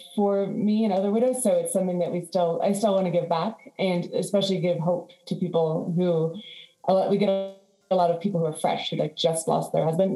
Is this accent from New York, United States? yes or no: no; Washington, District of Columbia, United States; moved away as an adult; also born or lived in Florida Keys, Florida; now in Florida, United States; when I grew up in DC